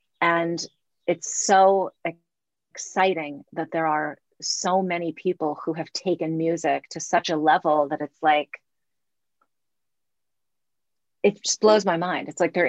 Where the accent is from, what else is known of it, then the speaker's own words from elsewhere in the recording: Los Angeles, California, United States; also born or lived in Santa Cruz / East Bay; we moved to Los Angeles when I was 7.